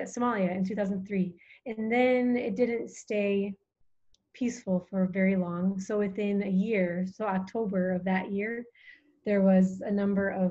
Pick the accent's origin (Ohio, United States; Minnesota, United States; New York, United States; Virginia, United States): Minnesota, United States; moved away as an adult; now in Djibouti; I'm from Minnesota originally